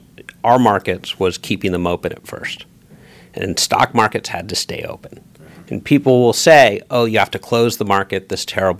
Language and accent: English; New York City, New York, United States; Proudly American, even if I'm a New Yorker